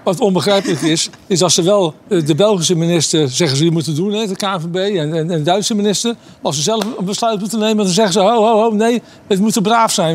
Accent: Netherlands; wij als Nederlanders

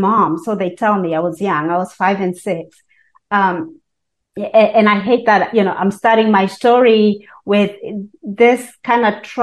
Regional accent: Kenya; now in United States; I was born and raised in Kenya

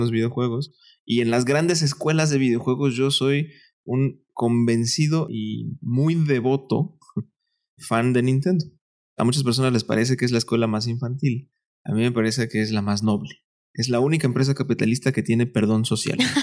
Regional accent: Veracruz, Mexico; moved away as an adult; also born or lived in Mexico City; Yo soy de Veracruz y cuando vine a estudiar a la Ciudad de México, me quedé con un tío

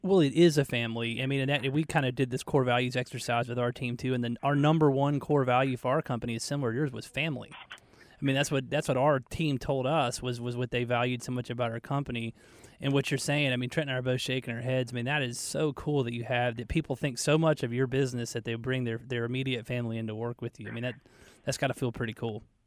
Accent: Marietta, Georgia, United States; back in Marietta. That's where I grew up.

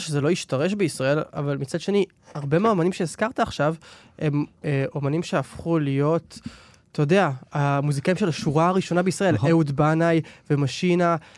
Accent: Israel

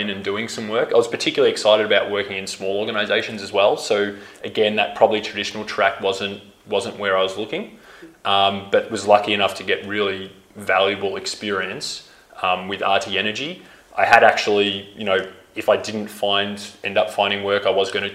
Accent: Melbourne, Victoria, Australia; moved away as an adult; also born or lived in Tanzania; growing up in Melbourne

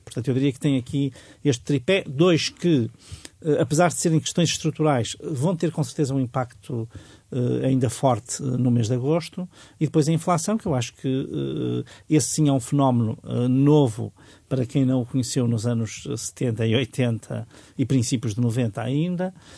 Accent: Portugal; muito próximo do sítio onde nasci e onde vivi muitos anos

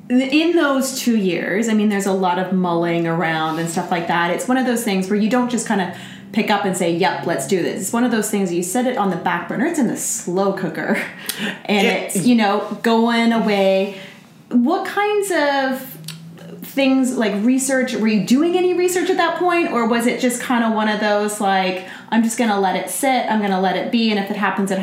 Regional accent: Canada; moved away; also born or lived in Hong Kong; coming from Canada

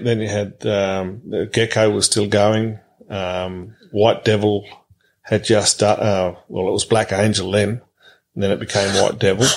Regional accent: Tennant Creek, Northern Territory, Australia; moved away as an adult; also born or lived in Mount Riddick; I was born in in the July of 1963, and we're there till uh, we sold out in December '86

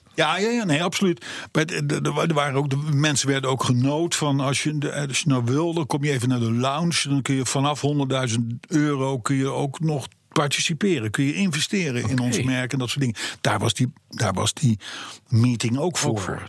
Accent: Voorschoten, South Holland, Netherlands; ik ben geboren in Voorschoten, vlak vlakbij Katwijk

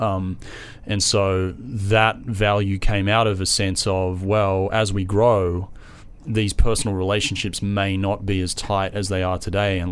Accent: Australia; accent: Australian; also born or lived in San Diego, United States; now in New York, United States; I'm Australian, which it's a real subtle accent.

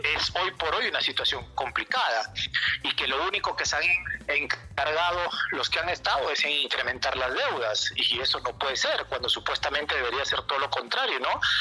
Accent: Mexico; moved away as an adult; also born or lived in Peru

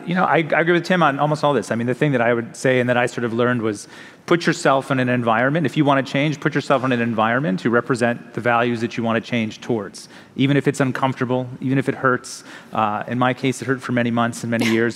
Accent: United States; which I think a lot about as an American

